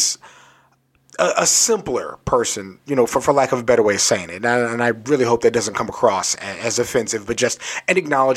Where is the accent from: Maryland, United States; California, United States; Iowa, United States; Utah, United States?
Maryland, United States; Southern; I grew up Southern Maryland